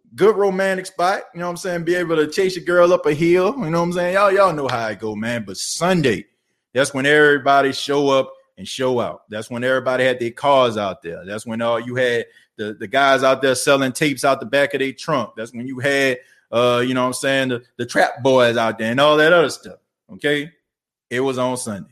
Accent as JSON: {"language": "English", "town": "New Orleans", "region": "Louisiana", "country": "United States", "tie": "born or raised there", "also_born_or_lived": "Jackson, Mississippi", "moved": "yes", "said": "I was born and raised in New Orleans, man. I grew up in the Ninth Ward"}